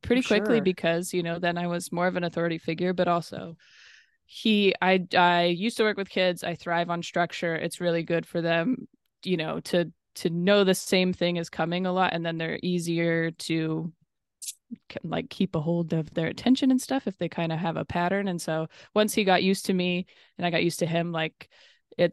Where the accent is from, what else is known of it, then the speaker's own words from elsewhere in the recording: the Northwest, Pacific Northwest, United States; moved away; also born or lived in Los Angeles; I'm from the Northwest